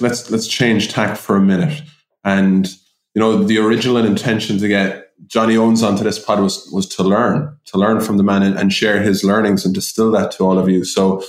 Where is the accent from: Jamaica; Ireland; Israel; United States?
Ireland; We're Irish.